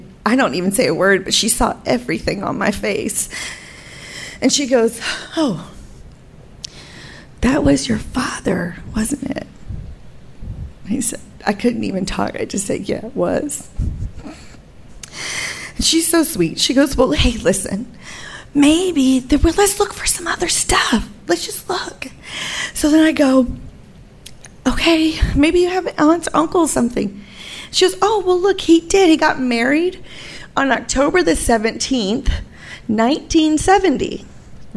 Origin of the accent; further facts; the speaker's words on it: United States; I'm from America